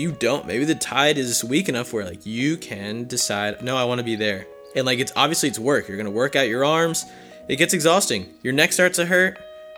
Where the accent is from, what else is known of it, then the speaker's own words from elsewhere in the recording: New Jersey, United States; also born or lived in Philadelphia area; now in Harrisburg, United States; I grew up in New Jersey